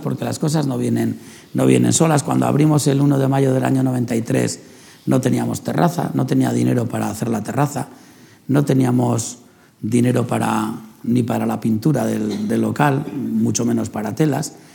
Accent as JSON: {"language": "Spanish", "town": "San Sebastián", "region": "Basque Country", "country": "Spain", "tie": "born or raised there", "said": "es donde he nacido, donde he crecido"}